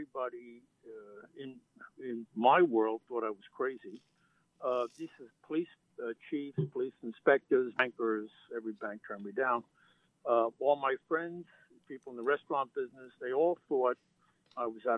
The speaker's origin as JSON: {"language": "English", "town": "New York City", "region": "New York", "country": "United States", "tie": "born or raised there", "also_born_or_lived": "Manhattan", "said": "I was born in Manhattan, raised in this little community in the Bronx, but moved back into Manhattan again when I went to school."}